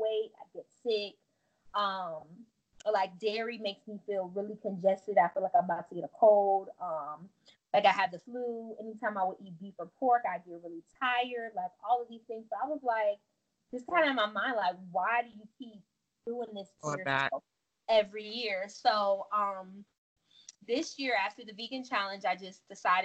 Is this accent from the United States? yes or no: yes; Miami, Florida, United States; also born or lived in Tallahassee, Florida; now in Atlanta, United States; I'm from Florida. I'm from Miami, and I went to school in Tallahassee